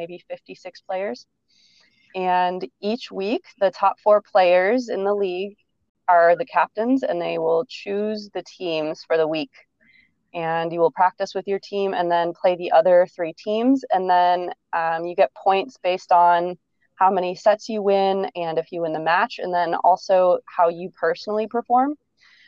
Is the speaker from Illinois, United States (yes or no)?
yes; outside of Chicago, Illinois, United States; also born or lived in Ohio State University, Ohio; I grew up outside of Chicago.